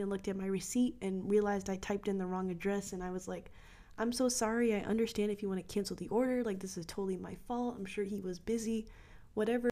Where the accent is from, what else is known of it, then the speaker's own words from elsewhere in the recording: United States; moved away as an adult; now in Australia; being an American